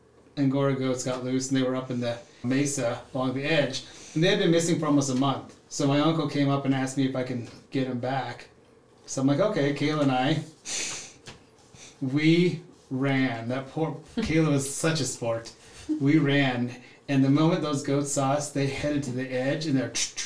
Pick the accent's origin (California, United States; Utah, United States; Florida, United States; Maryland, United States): Utah, United States; And so I grew up in Southern Utah. My dad worked for the mining industry, so we traveled a lot, but I was always back at the Four Corners, Monument Valley, my grandma's place